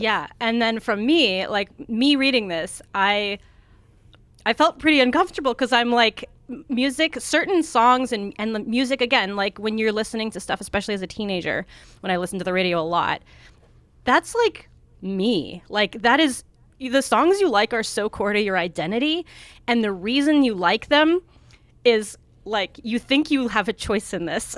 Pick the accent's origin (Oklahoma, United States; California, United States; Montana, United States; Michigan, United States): Montana, United States; moved away; also born or lived in Oregon; I lived in Oregon for a long time, but I'm, I grew up in Montana